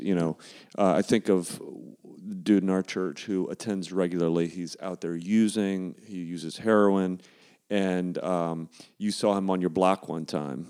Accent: Ohio, United States; Like, I don't really think of myself as culturally Ohio, even though I grew up in Ohio.

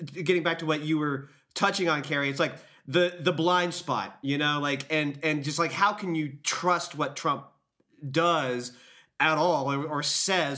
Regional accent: the South, United States; I'm from the South

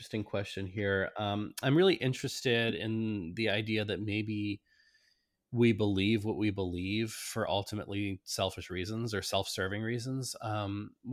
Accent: the North, United States; I was raised in the North, mainly among Presbyterians and Lutherans.

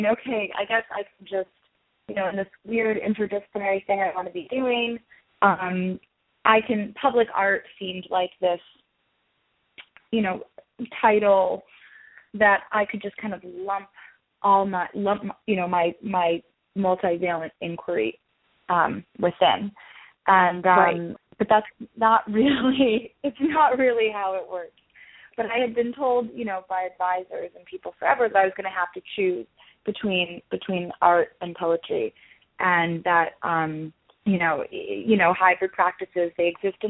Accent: New York, United States; moved away as an adult; now in Los Angeles, United States; I'm from New York, and I moved out to Los Angeles for grad school at Otis.

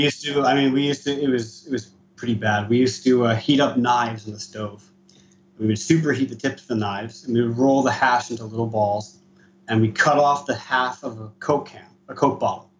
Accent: East Coast of the US, United States; now in Israel; I was born and raised in the East Coast of the US.

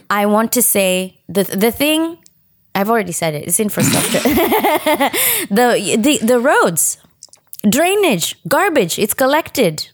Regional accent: Kenya; accent: Kenyan; moved away as an adult; now in United States; my upbringing in Kenya

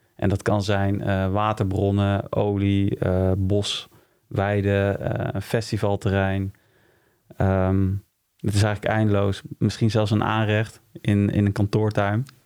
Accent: Utrecht, Netherlands; also born or lived in Wijk bij Duurstede; In Wijk Beduursteden ben ik geboren. Maar ik heb hier in Utrecht op uh, gezeten. Dus ik zie hem wel meer als een eh, Utrechtse jongen

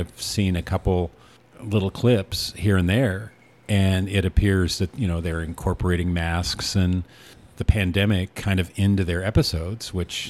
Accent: Newport, Oregon, United States; moved away; growing up in Newport

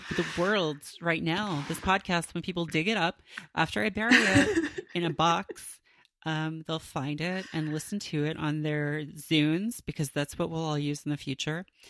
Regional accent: Canada; growing up in Canada

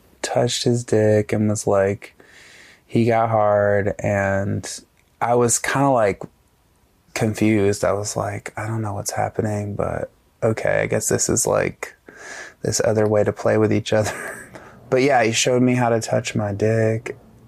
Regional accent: Alabama, United States; I grew up in North Alabama in a tiny town with like I graduated with like 70 people

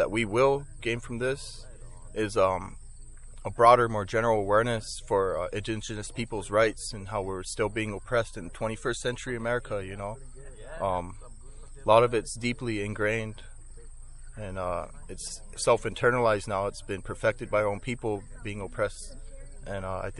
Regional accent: Rosebud Sioux Reservation, South Dakota, United States; I'm from the Soldier Creek community on the Rosebud Sioux Tribe, Sichanglu Reservation

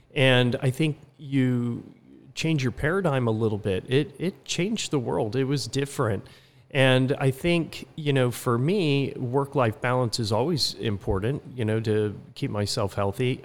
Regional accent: California, United States; also born or lived in Utah / Barcelona, Spain / Philadelphia / Atlanta, Georgia; now in Laguna Beach, United States; came back to California, where I grew up about half in California and half in Utah

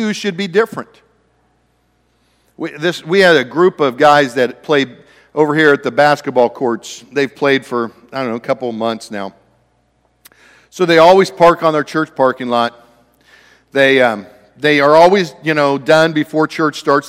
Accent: Ohio, United States; moved away; also born or lived in Oregon; I grew up in Ohio.

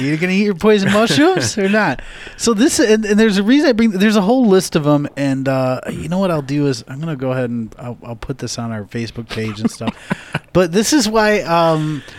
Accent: United States; I'm an American

